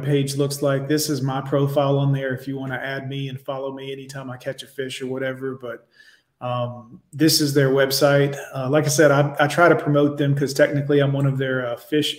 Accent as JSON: {"language": "English", "town": "Miami", "region": "Florida", "country": "United States", "tie": "born or raised there", "also_born_or_lived": "Fort Lauderdale", "moved": "as an adult", "said": "I grew up down there in Miami, in the Kendall area, and then lived in Fort Lauderdale for a long time. And back in 95, when I left after I graduated high school"}